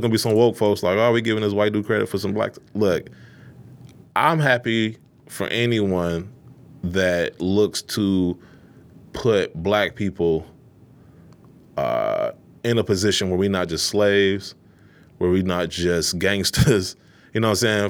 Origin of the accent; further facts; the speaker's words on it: Detroit, Michigan, United States; born and raised in Detroit, um, Eastside.